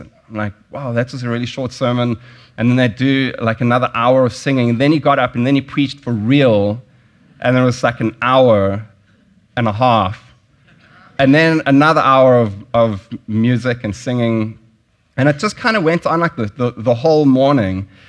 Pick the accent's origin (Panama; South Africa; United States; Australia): South Africa; moved away; I grew up in South Africa. I grew up during apartheid